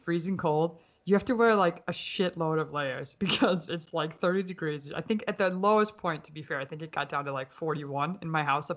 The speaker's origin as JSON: {"language": "English", "region": "Minnesota", "country": "United States", "tie": "born or raised there", "moved": "yes", "lives_now": "Pennsylvania, United States", "said": "I grew up in Minnesota"}